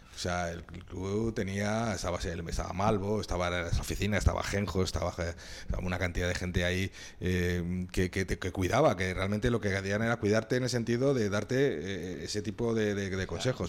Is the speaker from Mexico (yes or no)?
no; Madrid, Community of Madrid, Spain; Yo soy de Madrid